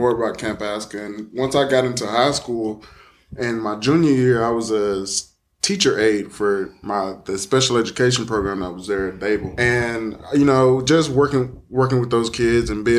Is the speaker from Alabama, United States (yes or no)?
yes; Dadeville, Alabama, United States; I'm originally from Dadeville, which is about roughly 10 minutes away.